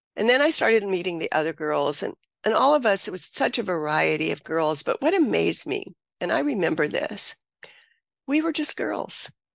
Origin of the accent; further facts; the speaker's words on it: Mississippi, United States; I grew up in Mississippi